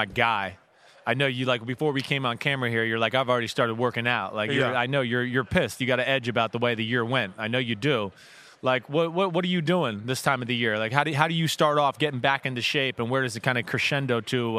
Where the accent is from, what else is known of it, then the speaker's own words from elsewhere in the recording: New Jersey, United States; I'm from fucking New Jersey, man.